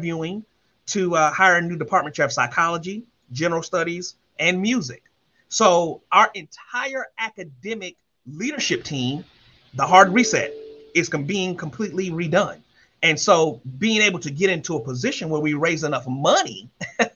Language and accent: English; Columbia, South Carolina, United States; I'm from Columbia, South Carolina, the oldest of 5